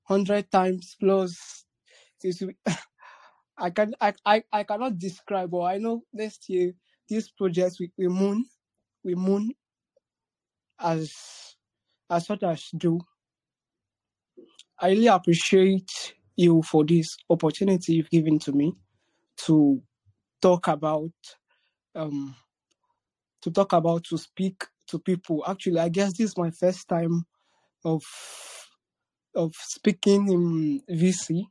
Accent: Nigeria; I'm from Africa, Nigeria precisely.

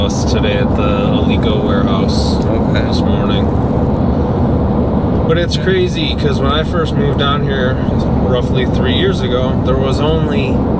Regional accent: Detroit, Michigan, United States; moved away as an adult; now in Naples, United States; Detroit, Michigan, and I moved here end of 2019.

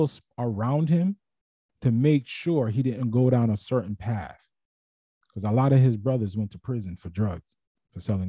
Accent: New York City, New York, United States; where I grew up in Brooklyn, that's how a lot of dudes lost their lives

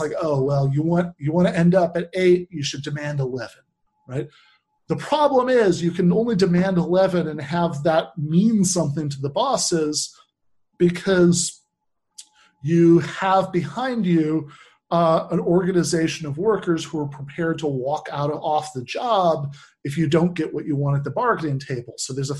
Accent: East Lansing, Michigan, United States; where I grew up in East Lansing

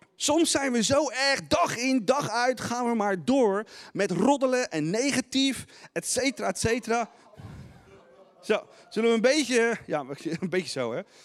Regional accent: Netherlands; als Nederlanders

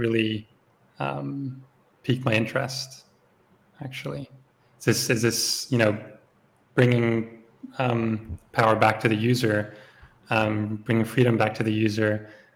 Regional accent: Switzerland; moved away as an adult; also born or lived in Berlin, Germany; I grew up actually in Switzerland, so I did all of my my schooling here

